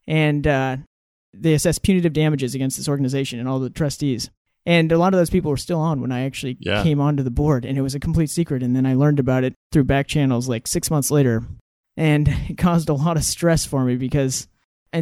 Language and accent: English; Ketchikan, Alaska, United States; moved away as an adult; also born or lived in Oregon; So I grew up in Ketchikan, Alaska, known for being the rainiest city in the country